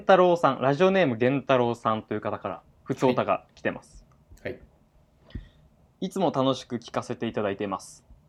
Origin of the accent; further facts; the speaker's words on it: Kyushu, Japan; 九州男児